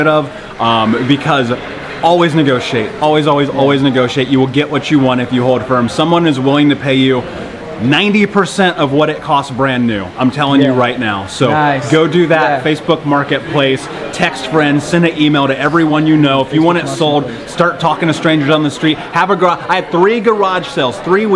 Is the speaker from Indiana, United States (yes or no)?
yes; Indianapolis, Indiana, United States; moved away as an adult; also born or lived in Portland; now in Bali, Indonesia; grew up in Indianapolis, moved to Portland a few years ago